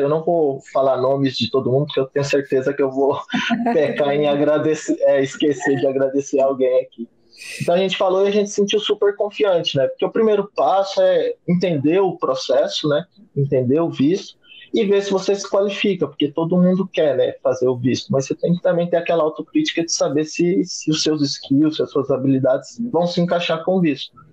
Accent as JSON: {"language": "Portuguese", "town": "Goiânia", "region": "Goiás", "country": "Brazil", "tie": "born or raised there", "said": "eu sou natural de Goiânia, então eu comecei uma faculdade em Goiânia"}